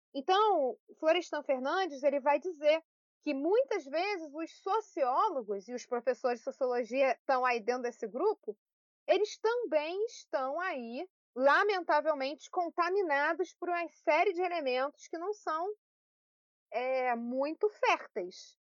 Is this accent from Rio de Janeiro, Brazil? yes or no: yes; Petrópolis, Rio de Janeiro, Brazil; aqui em Petrópolis, onde eu nasci, onde eu estou no momento